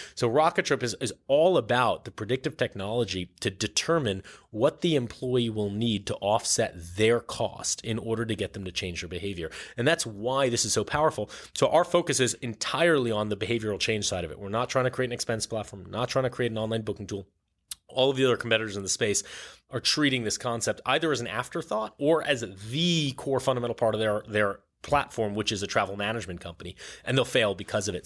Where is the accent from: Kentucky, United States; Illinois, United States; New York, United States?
New York, United States; New York City; I grew up on the Upper East Side and then Upper West Side and then Chelsea.